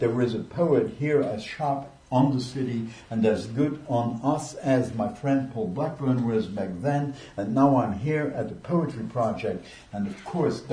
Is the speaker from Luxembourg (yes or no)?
yes; Luxembourg; first language Luxembourgish; English is a second language; moved away; I'm from Luxembourg originally, and my mamalashin, my mother tongue is Luxembourgish